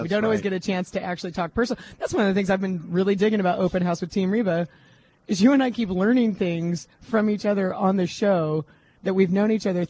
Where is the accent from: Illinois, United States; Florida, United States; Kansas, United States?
Kansas, United States; now in Washington, United States; I grew up in Kansas